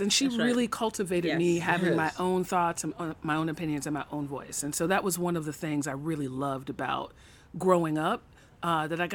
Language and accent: English; New York City, New York, United States; moved away as an adult; I grew up in Flatbush, Brooklyn